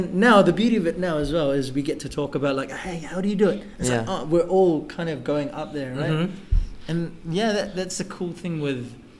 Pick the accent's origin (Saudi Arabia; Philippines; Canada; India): Philippines; Baybay, Eastern Visayas; Davao is a little bit bigger, but not small. Because I'm from Baybay.